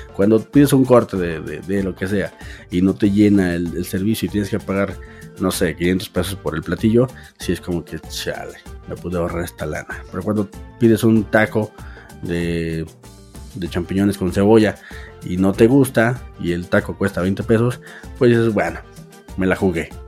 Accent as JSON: {"language": "Spanish", "region": "Aguascalientes", "country": "Mexico", "said": "soy un chilango de Aguascalientes"}